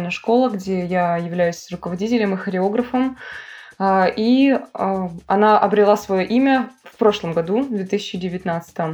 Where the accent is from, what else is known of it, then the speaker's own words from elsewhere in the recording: Vladivostok, Primorsky Krai, Russia; я из Владивостока.